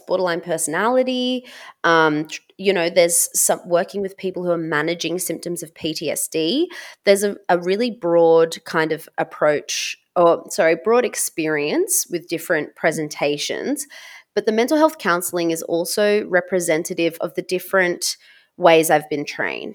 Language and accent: English; Australia; being Serbian Australian, I am not white myself. I have been raised biculturally